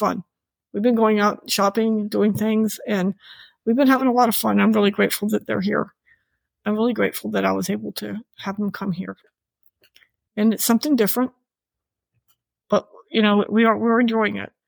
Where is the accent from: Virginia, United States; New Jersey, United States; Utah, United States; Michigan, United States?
Virginia, United States; now in Florida, United States; my home state of Virginia